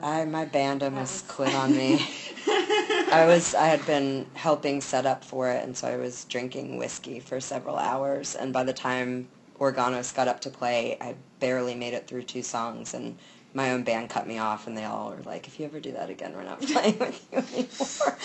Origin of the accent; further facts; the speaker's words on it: Durham, North Carolina, United States; I'm from Durham.